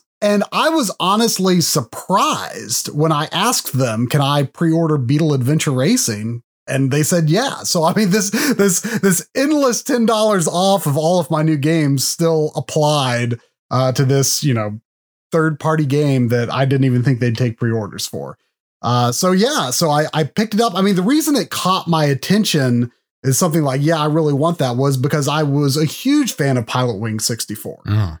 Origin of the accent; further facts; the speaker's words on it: Delaware, United States; I was growing up in Delaware at the time.